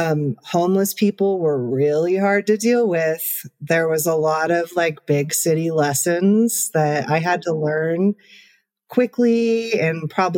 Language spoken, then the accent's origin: English; Lee Vining, California, United States; moved away as an adult; also born or lived in Bridgeport, California / Berkeley, California / Los Angeles, California / Lawrence, Kansas; I grew up around Mono Lake and Lee Vining and Mono City, which is where I'm back to now.